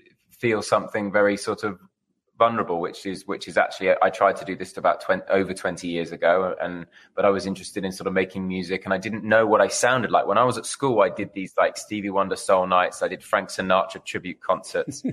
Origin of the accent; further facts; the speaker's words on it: United Kingdom; now in Los Angeles, United States; I'm a Brit in L.A.